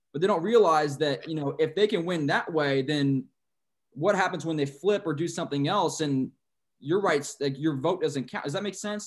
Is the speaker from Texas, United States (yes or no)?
yes; San Antonio, Texas, United States; I'm from San Antonio